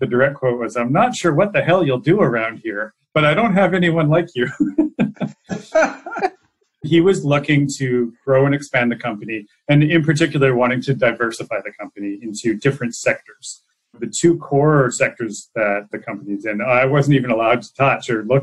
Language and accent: English; Salmon Arm, British Columbia, Canada; moved away as an adult; also born or lived in Rome / New York; I'm a kid from the Shuswap